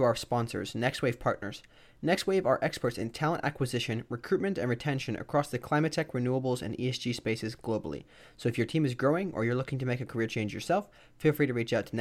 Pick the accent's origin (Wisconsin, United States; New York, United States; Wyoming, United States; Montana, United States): Wisconsin, United States; I'm from Wisconsin